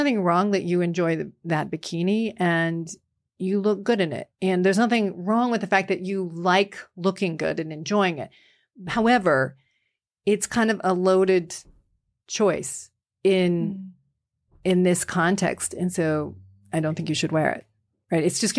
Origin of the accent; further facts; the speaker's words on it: Vermont, United States; now in Illinois, United States; because I grew up in Vermont. I raised my kids in Illinois.